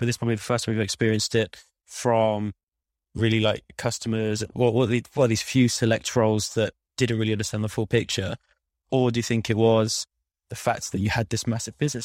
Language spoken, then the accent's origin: English; Midlands, United Kingdom; moved away; I'm from the Midlands